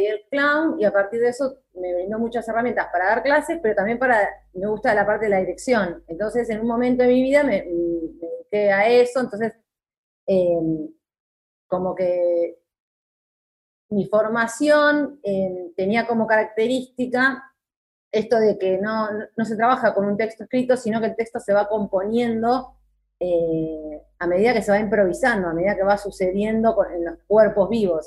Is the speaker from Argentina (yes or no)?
yes; Moreno, Buenos Aires Province, Argentina; toda mi vida viví en Moreno